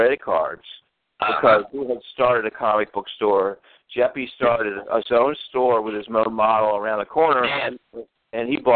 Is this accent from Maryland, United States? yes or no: yes; Baltimore, Maryland, United States; my home state, Baltimore, Maryland